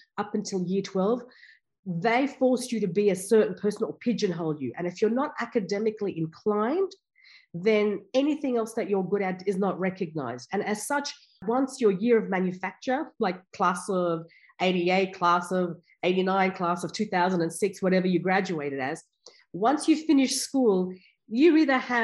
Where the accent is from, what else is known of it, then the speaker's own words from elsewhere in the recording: Afghanistan; also born or lived in India; now in Canberra, Australia; my background, I'm from Afghanistan, and we came out to Australia just when there was a war in Afghanistan